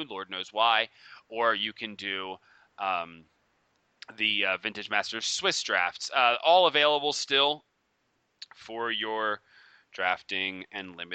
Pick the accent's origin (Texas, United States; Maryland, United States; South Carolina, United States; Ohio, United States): Maryland, United States; Baltimore; I'm I'm I'm from Baltimore, man. I know all about that.